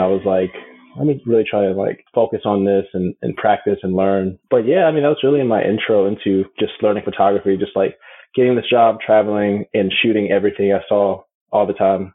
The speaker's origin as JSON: {"language": "English", "town": "Atlanta", "region": "Georgia", "country": "United States", "tie": "born or raised there", "also_born_or_lived": "Chicago, Illinois / New York", "said": "I'm from Chicago, but really raised in Atlanta. That's where I currently live."}